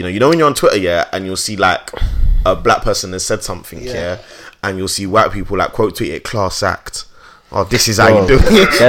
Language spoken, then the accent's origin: English; Jamaica; I'm, as a Jamaican as well, it's just extra embarrassing for me